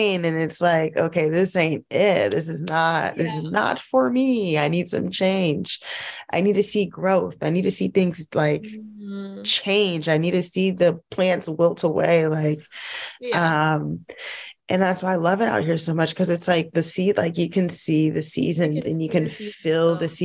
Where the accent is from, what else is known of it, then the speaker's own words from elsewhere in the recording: Los Angeles, California, United States; moved away; I'm from